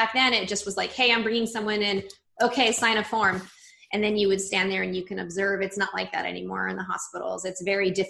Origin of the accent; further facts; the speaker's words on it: Redlands, California, United States; also born or lived in San Diego; now in Los Angeles, United States; I grew up about an hour and a half outside of LA in a town called Redlands. And so I lived in that area through high school